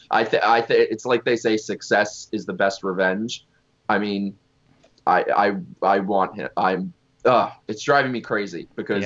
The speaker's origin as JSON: {"language": "English", "town": "New York City", "region": "New York", "country": "United States", "said": "I'm originally from Manhattan"}